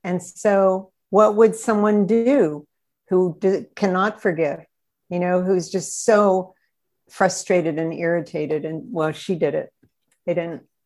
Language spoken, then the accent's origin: English; Altoona, Pennsylvania, United States; moved away; I was brought up in Altoona, which is right in the center of the state